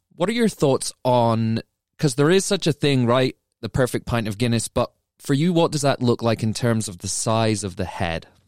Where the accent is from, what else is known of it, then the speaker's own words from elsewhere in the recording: England, United Kingdom; also born or lived in Scotland / Ireland (ancestry); now in United States; I was born in Scotland, grew up in England, but do have Irish ancestry as well.